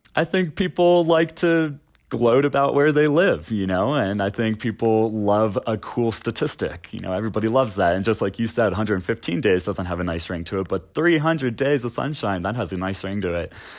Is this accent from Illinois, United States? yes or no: no; Florida, United States; also born or lived in the Carolinas; now in Denver, United States; I grew up in Florida on the coast, um, and then I came out here from the Carolinas about six years ago.